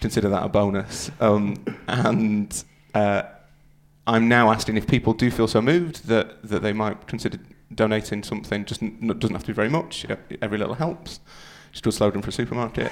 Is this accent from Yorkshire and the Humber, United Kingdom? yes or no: yes; Yorkshire and the Humber, United Kingdom; I'm from Yorkshire.